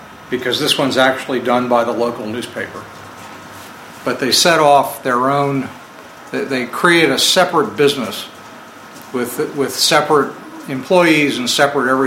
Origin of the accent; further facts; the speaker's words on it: Vermont, United States; I'm from Vermont